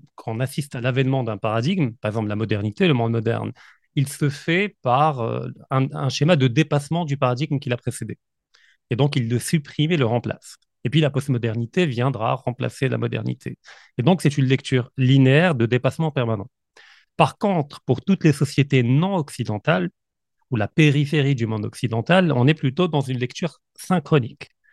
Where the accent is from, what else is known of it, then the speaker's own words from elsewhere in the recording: Morocco; je suis marocain, effectivement, euh, mais je suis également de nationalité russe